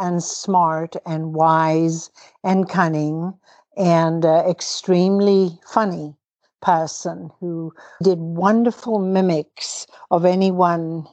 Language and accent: English; Cape Town, Western Cape, South Africa; moved away as an adult; also born or lived in Toronto, Canada; I was born to British Irish parents in Cape Town, South Africa, and educated there